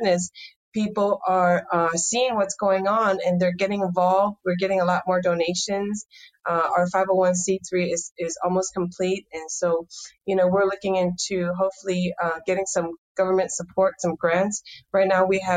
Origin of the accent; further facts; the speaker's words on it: Taishan, Guangdong, China; now in San Francisco, United States; I was born in Toisan, China. It's a poor farming village. My toy was dirt